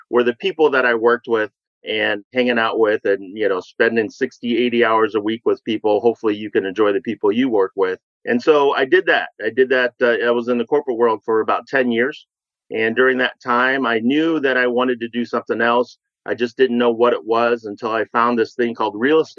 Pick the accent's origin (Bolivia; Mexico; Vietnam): Vietnam; now in United States; I am a refugee from Vietnam, came over and growing up